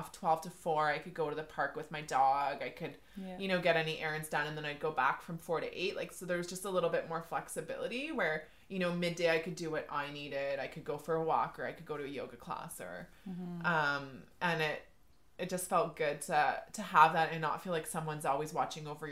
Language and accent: English; Deep River, Ontario, Canada; also born or lived in Toronto; now in Deep River, Canada; I grew up in Deep River